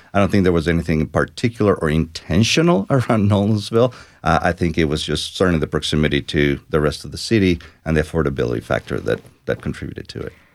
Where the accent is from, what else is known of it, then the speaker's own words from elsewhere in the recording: Mexico; moved away as an adult; now in Nashville, United States; I moved directly from Mexico, which is which is my home country